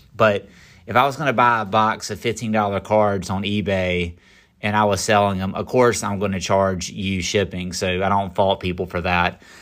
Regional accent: Garner, North Carolina, United States; Garner, actually, where I grew up

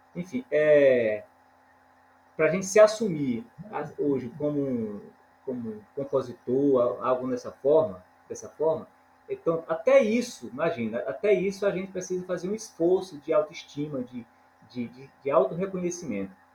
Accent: Maranhão, Brazil; now in Imperatriz, Brazil; eu não sou filho exato do, de Imperatriz, eu sou filho é, do Maranhão, na verdade. Cheguei aqui em Imperatriz há, há aproximadamente 30 anos

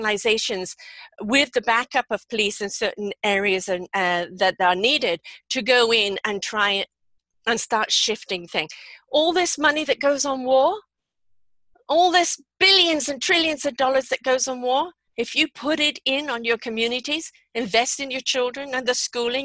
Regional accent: England, United Kingdom; moved away; when I grew up in England

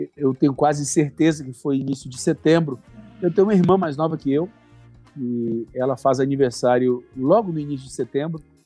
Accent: Timóteo, Minas Gerais, Brazil; now in Ji-Paraná, Brazil; Sou mineiro. Ah, então eu sou, é. mineiro, sou mineiro do Vale do Aço, sou lá de Timóteo. Então, o Carlos Cardoso cuida da congregação onde eu nasci.

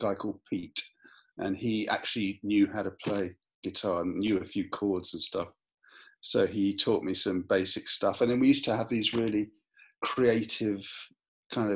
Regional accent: London, United Kingdom; I was born in London

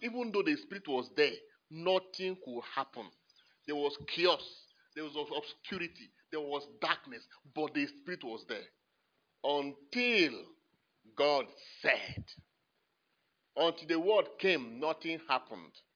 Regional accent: Nigeria; I'm a Nigerian

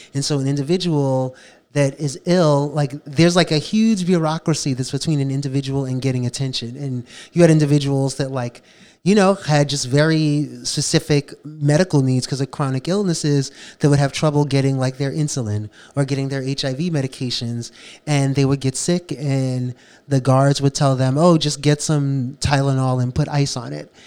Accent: New York City, New York, United States; Growing up, I grew up in the South Bronx

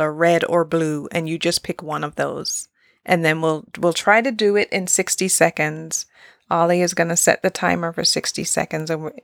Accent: Gloucester, South West England, United Kingdom; I was born in England, so I was born in Gloucester

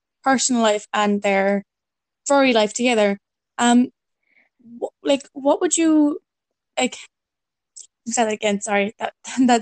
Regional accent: Ireland; I'm Irish, I'm from Ireland

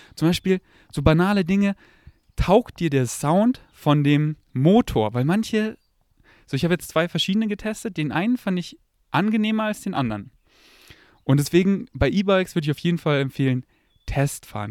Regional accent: Germany; accent: German; first language German; ich habe einen relativ starken deutschen Akzent

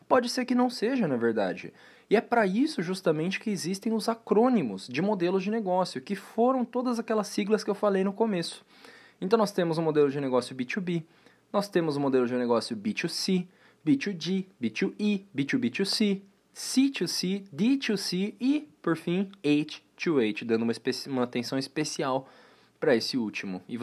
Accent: Brazil; Pô, nós somos brasileiros.

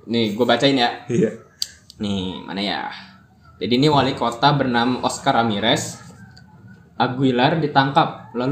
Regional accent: Bintaro, Banten, Indonesia; berhubung gue nih orang Bintaro ya

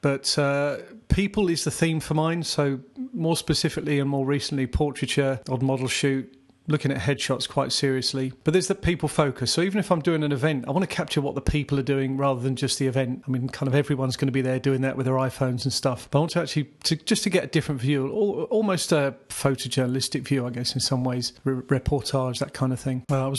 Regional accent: South East England, United Kingdom; now in Croydon, United Kingdom; I was born in Surrey, southeast England. I currently live in Croydon. Actually been in the area for most of my life, mid-50s.

